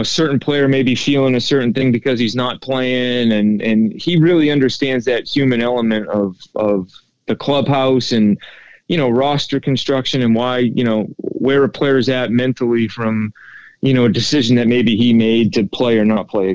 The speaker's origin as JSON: {"language": "English", "region": "New England", "country": "United States", "tie": "born or raised there", "said": "growing up in New England"}